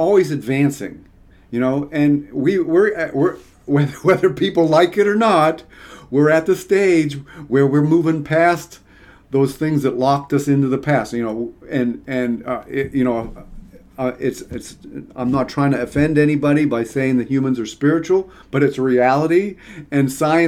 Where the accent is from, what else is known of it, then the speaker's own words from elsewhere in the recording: Pittsburgh, Pennsylvania, United States; moved away as an adult; also born or lived in Mississippi / Arizona; I grew up in Pittsburgh